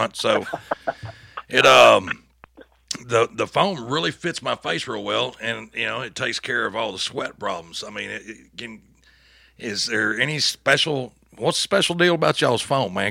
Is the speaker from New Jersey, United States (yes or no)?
no; Texas, United States; I'm from Texas originally